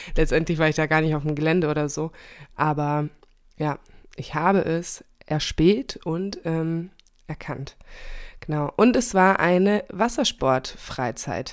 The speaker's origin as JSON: {"language": "German", "region": "Hesse", "country": "Germany", "moved": "yes", "said": "ich komme ja ursprünglich auch aus Hessen"}